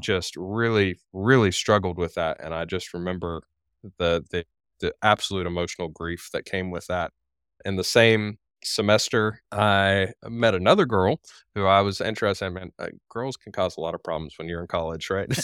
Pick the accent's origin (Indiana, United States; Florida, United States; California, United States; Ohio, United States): Florida, United States; moved away as an adult; also born or lived in Dayton, Tennessee; my home state of Florida